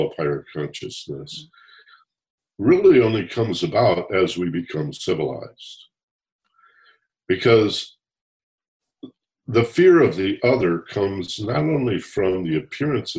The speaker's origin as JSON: {"language": "English", "region": "Michigan", "country": "United States", "tie": "born or raised there", "said": "I grew up in Michigan"}